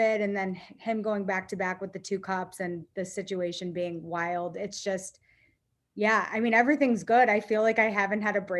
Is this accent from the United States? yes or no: yes; St. Louis, Missouri, United States; also born or lived in Mississippi; I loved growing up in St. Louis